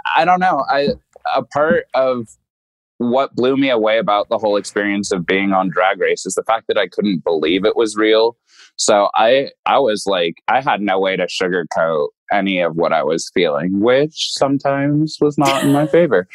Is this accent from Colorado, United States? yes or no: yes; Denver, Colorado, United States; my hometown